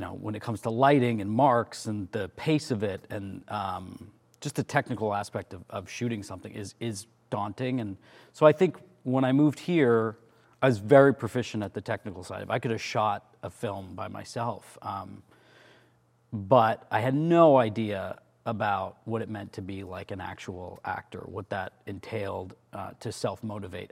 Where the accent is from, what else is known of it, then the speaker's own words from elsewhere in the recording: about two hours from Toronto, Ontario, Canada; Toronto, which is the big city, which is about two hours from where we grew up